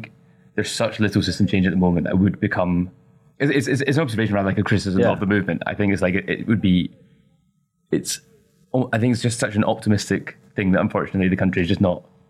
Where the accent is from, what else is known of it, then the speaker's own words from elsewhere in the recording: Glasgow, Scotland, United Kingdom; I'm from Glasgow, and public transport in Glasgow for a major city is rotten, is really, really bad.